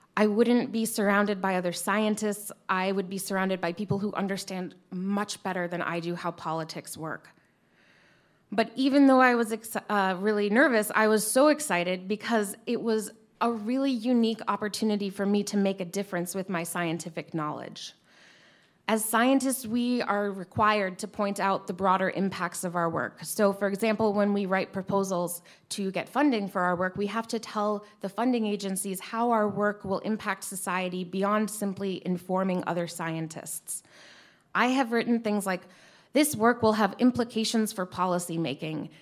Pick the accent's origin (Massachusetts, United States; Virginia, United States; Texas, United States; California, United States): Massachusetts, United States; also born or lived in Harpswell, Maine / Topsham, Maine; now in Maine, United States; even though I grew up in Massachusetts, my ancestors are historically from Harpswell and Topsom.